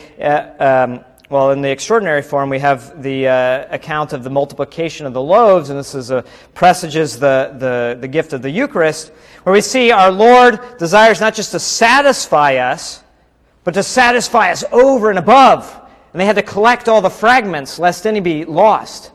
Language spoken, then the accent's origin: English; United States; now in Mexico